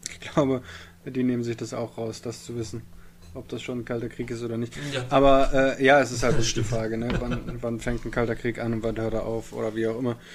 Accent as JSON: {"language": "German", "town": "Bielefeld", "region": "North Rhine-Westphalia", "country": "Germany", "said": "Ich, äh, hier in Bielefeld, ich bin ja Bielefelder, ja"}